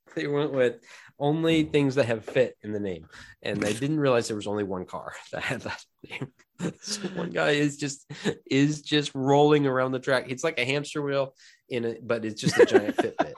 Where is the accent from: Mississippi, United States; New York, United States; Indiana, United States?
Indiana, United States; Indianapolis; growing up in Indianapolis